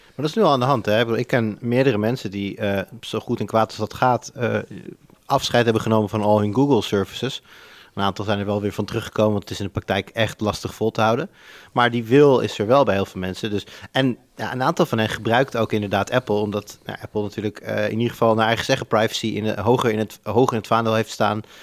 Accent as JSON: {"language": "Dutch", "town": "Almere", "region": "Flevoland", "country": "Netherlands", "tie": "born or raised there", "moved": "yes", "said": "ik ben opgegroeid in Almere"}